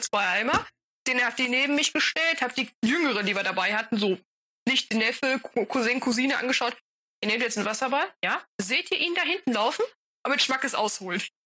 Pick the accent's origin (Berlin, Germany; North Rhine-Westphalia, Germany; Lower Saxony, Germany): North Rhine-Westphalia, Germany; Bei uns in NRW